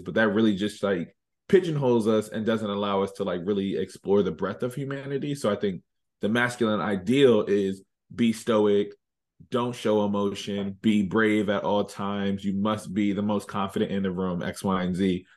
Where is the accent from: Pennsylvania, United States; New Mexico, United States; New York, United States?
Pennsylvania, United States; Reading; moved away as an adult; now in Philadelphia, United States; born and raised in Redding, Pennsylvania. I've been living in Philly for the last three and a half years now